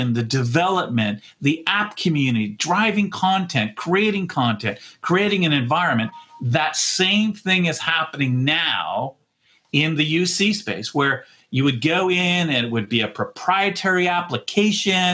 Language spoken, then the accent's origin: English; Canada; I'm a Canadian